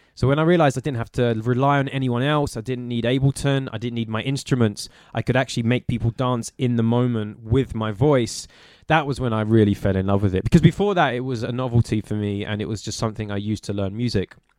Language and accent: English; London, United Kingdom; growing up in Walthamstow